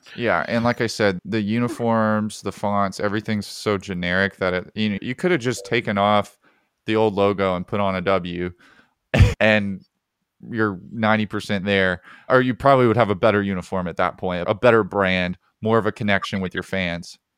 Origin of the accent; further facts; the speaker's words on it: Alabama, United States; I grew up in Alabama.